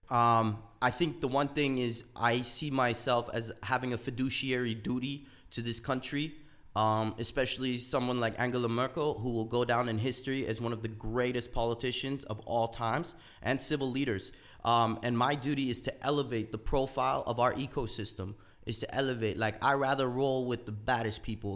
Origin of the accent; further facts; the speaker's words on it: Canada; I was a first generation immigrant right? And I grew up in Canada.